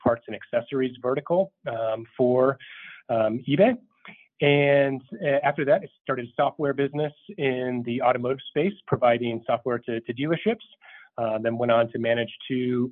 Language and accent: English; Minnesota, United States; moved away; also born or lived in Langley, Virginia; I'm originally from Minnesota